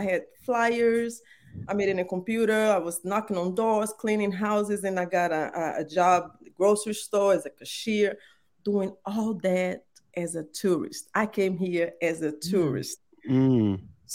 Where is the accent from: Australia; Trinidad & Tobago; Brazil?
Brazil; English is a second language; moved away as an adult; now in United States; I was born and raised in Brazil